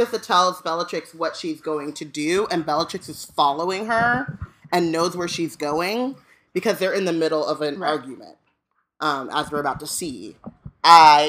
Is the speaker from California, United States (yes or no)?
yes; Orange County, California, United States; growing up in Orange County